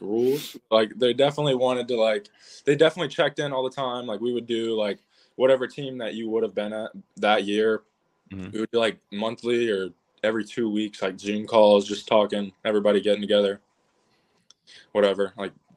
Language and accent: English; North Carolina, United States; I'm from Carolina. I live 2 hours from the stadium.